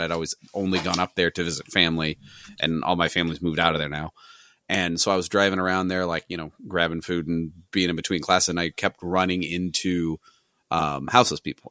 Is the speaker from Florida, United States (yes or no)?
no; St. Louis, Missouri, United States; I'm from Missouri, I'm from the Saint Louis area